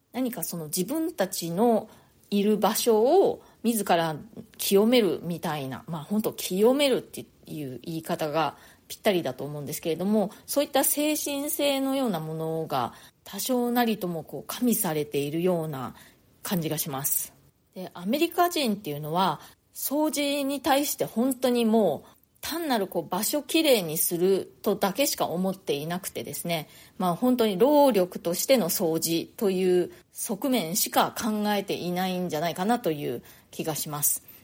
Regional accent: Japan; moved away as an adult; now in New York, United States; 私は日本で生まれ育ったので

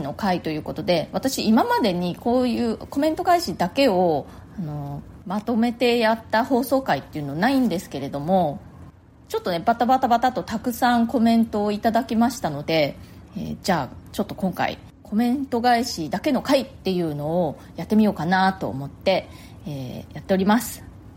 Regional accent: Nagasaki, Japan; now in New York, United States; 私ね、あの、出身が長崎なんですよ

